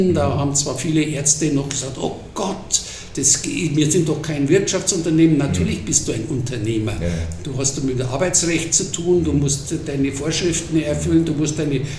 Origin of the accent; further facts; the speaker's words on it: Munich, Bavaria, Germany; Aufgewachsen in Großhadern